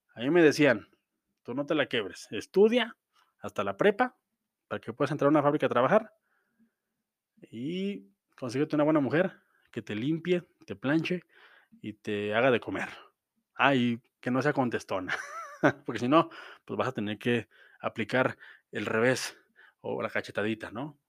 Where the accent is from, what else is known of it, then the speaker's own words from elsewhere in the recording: Mexico; como mexicano